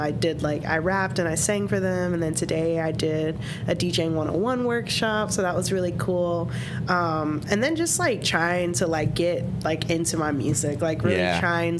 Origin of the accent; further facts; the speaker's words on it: Florida, United States; also born or lived in Atlanta / Jacksonville / Minnesota; now in Erie, United States; I'm from the South, okay? I am from Florida.